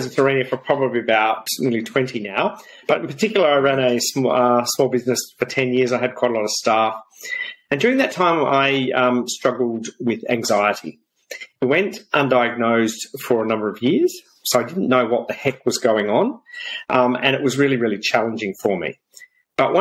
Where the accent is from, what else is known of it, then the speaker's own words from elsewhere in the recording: South Australia, Australia; Growing up in South Australia on a farm